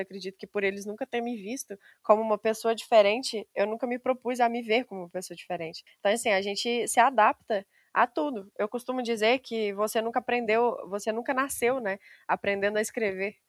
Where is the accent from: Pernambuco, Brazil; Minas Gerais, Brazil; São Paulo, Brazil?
Minas Gerais, Brazil; Simonésia; accent: mineiro; eu moro no interior de Minas Gerais, bem no interiorzinho mesmo, uma cidadezinha chamada Simonésia